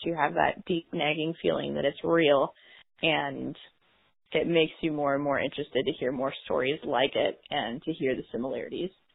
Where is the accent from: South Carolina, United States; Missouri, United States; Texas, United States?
Missouri, United States; St. Louis area, Jefferson County; I am from San Luis area, Jefferson County area specifically